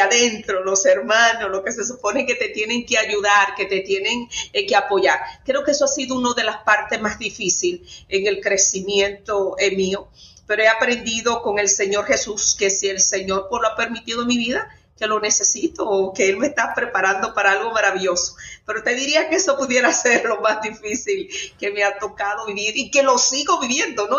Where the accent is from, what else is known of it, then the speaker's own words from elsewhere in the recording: Sánchez, Samaná, Dominican Republic; now in Falls Church, United States; soy de República Dominicana, de un pueblo allá hermosísimo eh, que se llama Sánchez